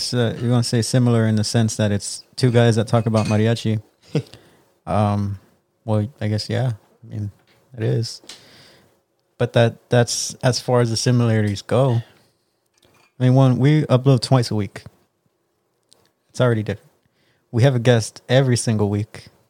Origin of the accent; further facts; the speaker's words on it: the Rio Grande Valley, Texas, United States; I mean, I'm from the Valley.